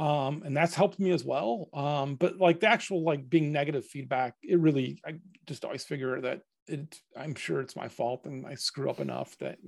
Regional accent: Cleveland, Ohio, United States; we grew up in Cleveland. There's not a lot of game development happening there.

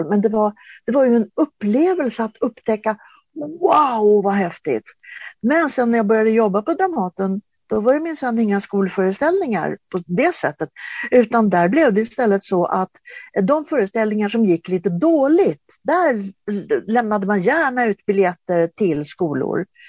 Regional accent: Sweden; född och uppvuxen i Sverige

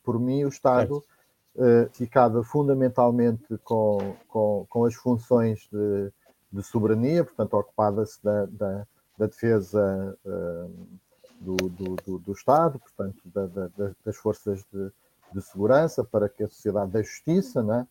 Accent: Viseu, Portugal; now in Óbidos, Portugal; sou natural de Penedor, no Distrito de Viseu e vivo atualmente em Óbidos

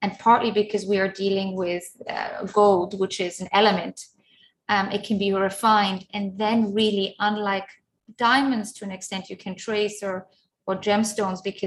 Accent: Zurich, Switzerland; now in London, United Kingdom; when I was a child growing up in Zurich

